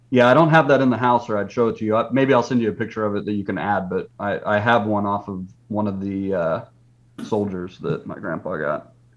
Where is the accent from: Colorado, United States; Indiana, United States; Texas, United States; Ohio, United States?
Texas, United States; we're from Texas. Jeff and I are from Texas